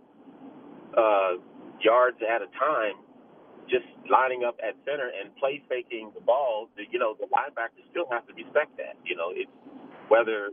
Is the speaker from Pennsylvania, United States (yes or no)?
yes; Pittsburgh, Pennsylvania, United States; now in Los Angeles, United States; I was born and raised in Pittsburgh. I live in Los Angeles. I came to L.A. in 78, but I was born and raised in Pittsburgh